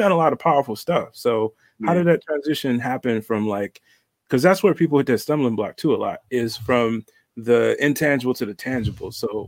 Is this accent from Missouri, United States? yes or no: no; Detroit, Michigan, United States; And I'm a kid from 8 Mile.